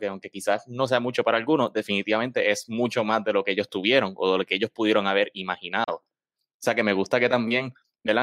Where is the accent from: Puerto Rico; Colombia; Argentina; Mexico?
Puerto Rico; somos puertorriqueños